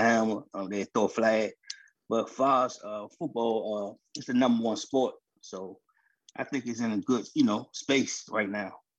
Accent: Washington, District of Columbia, United States; I'm from Southeast DC

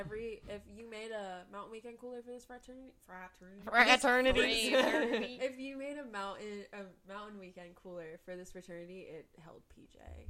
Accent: Fort Lauderdale, Florida, United States; this is my hometown. I was born in Fort Lauderdale.

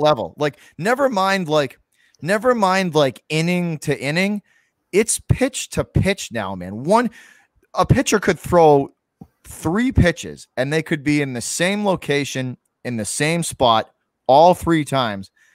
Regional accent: Massachusetts, United States; also born or lived in Boston; I'm from Massachusetts

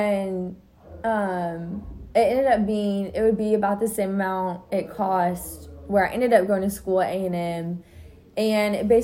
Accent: Texas, United States; growing up in Texas

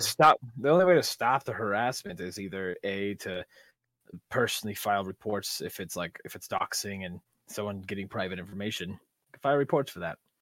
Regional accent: Guam; now in Sierra Vista, United States; I was born in Guam

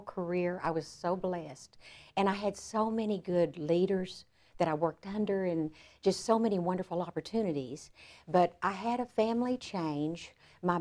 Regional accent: Frisco, Texas, United States; I ended up back in my hometown of Frisco

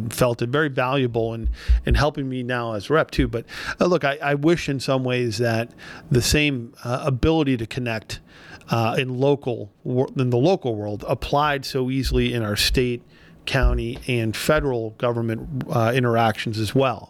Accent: Mount Lebanon, Pennsylvania, United States; I'm at the fire department in Mount Lebanon

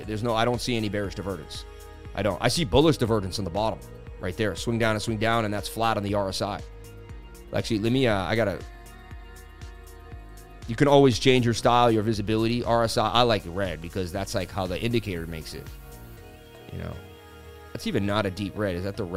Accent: New York, United States; I'm from New York, you know.

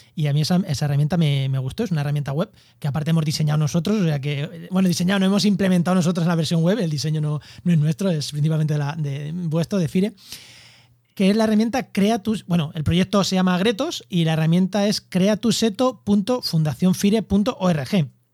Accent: Castilla-La Mancha, Spain; now in Cádiz, Spain; yo soy manchego viviendo en Cádiz

